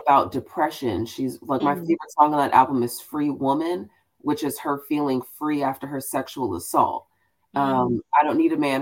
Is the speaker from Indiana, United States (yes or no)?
no; Houston, Texas, United States; I'm a black girl from Houston